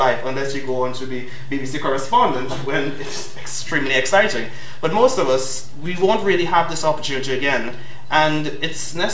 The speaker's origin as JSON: {"language": "English", "country": "Trinidad & Tobago", "moved": "as an adult", "lives_now": "London, United Kingdom", "said": "Being from Trinidad, I come with a wonderful accent"}